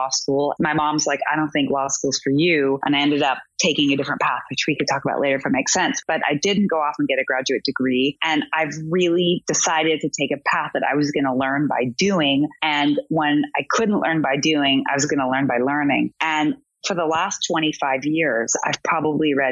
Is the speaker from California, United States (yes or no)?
no; Everett, Washington, United States; I grew up in Everett, Washington